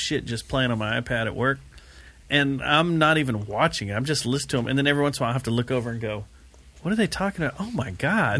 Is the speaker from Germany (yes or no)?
no; United States; I'm an American.